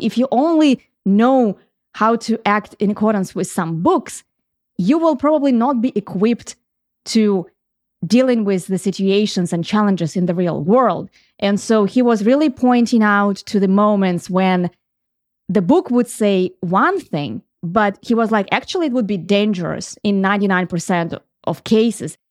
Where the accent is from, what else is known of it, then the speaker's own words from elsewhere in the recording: Ukraine; moved away; When I grew up, and I grew up in Ukraine